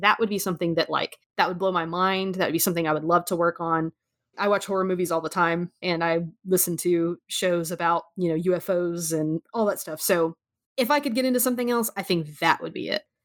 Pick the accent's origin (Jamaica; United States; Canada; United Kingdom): United States; I'm an American